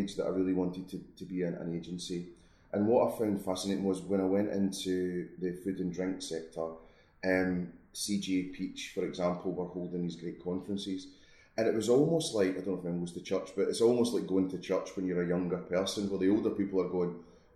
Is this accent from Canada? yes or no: no; Scotland, United Kingdom; moved away; also born or lived in Milton Keynes; being Scottish